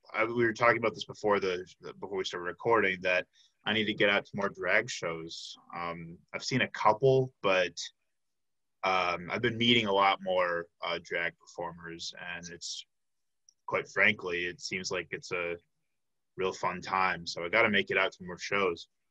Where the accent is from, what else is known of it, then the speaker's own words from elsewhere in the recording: outside of Chicago, Illinois, United States; moved away as an adult; now in Milwaukee, United States; I grew up outside of Chicago, came to Milwaukee six years ago for UWM